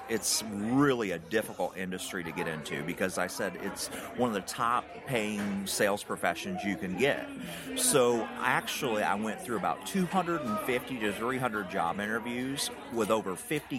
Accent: United States; accent: Tennessee, Georgia mixture; country; As you can tell by my accent, I'm country

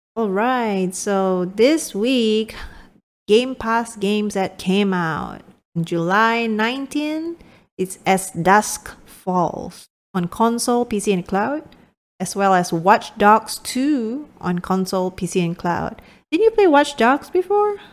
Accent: Malaysia; moved away; I'm speaking from, from my home country, Malaysia

